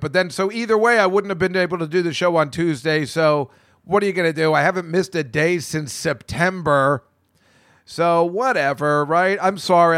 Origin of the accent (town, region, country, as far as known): New Hampshire, United States; born or raised there